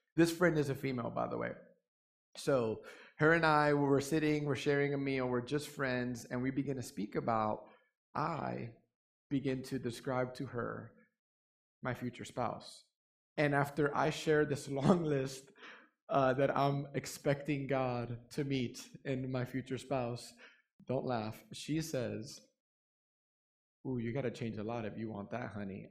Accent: New York City, New York, United States; born or raised there; now in Fort Worth, United States

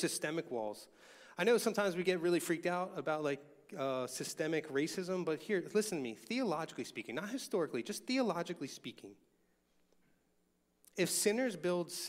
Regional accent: Philadelphia, Pennsylvania, United States; I remember growing up in Longcrest, which is now the most racially diverse section of Northeast Philadelphia

